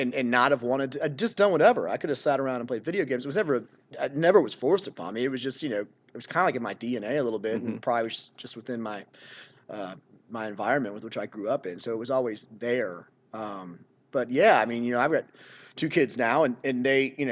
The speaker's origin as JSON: {"language": "English", "town": "Seaford", "region": "Virginia", "country": "United States", "tie": "born or raised there", "said": "I grew up in Seaford, which is just down W Boulevard"}